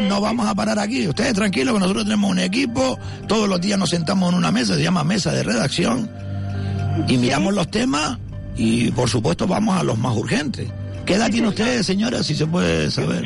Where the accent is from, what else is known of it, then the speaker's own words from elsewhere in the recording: Telde, Canary Islands, Spain; soy de Telde